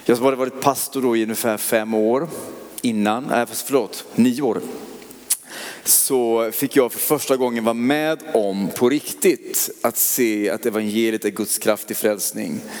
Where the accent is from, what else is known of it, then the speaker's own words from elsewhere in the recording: Oskarshamn, Kalmar County, Sweden; Men jag, jag är inte stockholmare. Men jag kommer från Oskarshamn i Småland. Eh, jag har ingen sån dialekt.